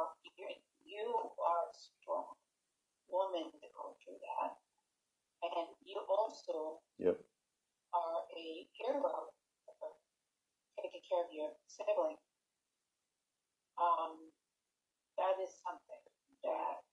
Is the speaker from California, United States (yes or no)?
no; New York City, New York, United States; I was born in Manhattan. I was born in the slums of Manhattan, actually.